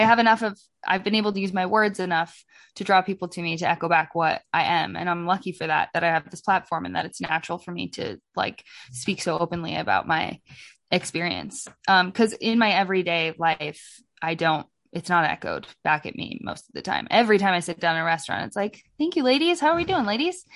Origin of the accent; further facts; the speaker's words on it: Oregon, United States; I'm from, I'm from Oregon.